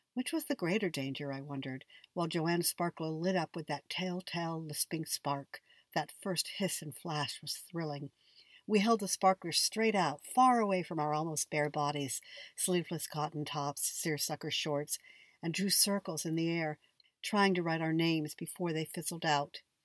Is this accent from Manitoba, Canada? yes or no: no; Niagara Falls, Ontario, Canada; when I was a kid growing up in Canada